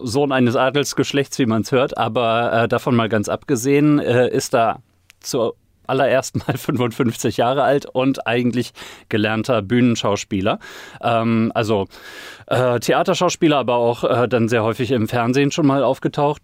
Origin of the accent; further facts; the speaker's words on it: Northern Germany, Germany; ich komme aus dem Norden